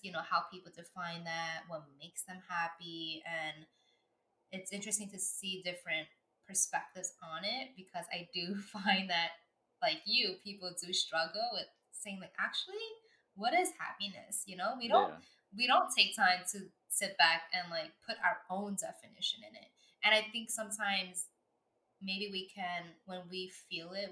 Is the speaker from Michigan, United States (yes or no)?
no; New York, United States; as a New Yorker